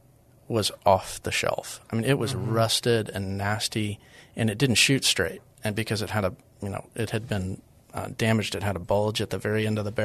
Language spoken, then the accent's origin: English; San Antonio, Texas, United States; I am from San Antonio. I was born here, and I've lived here most of my life